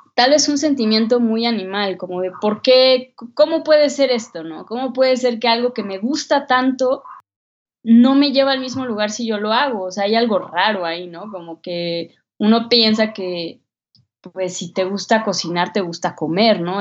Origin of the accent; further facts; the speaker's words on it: Mexico; una mexicana de 22 años